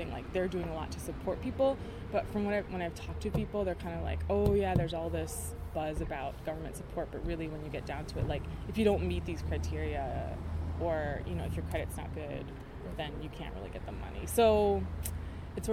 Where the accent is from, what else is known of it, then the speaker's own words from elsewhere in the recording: Chicago, Illinois, United States; I grew up in Chicago